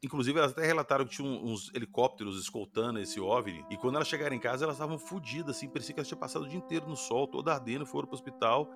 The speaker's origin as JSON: {"language": "Portuguese", "region": "Minas Gerais", "country": "Brazil", "said": "eu sou de Minas"}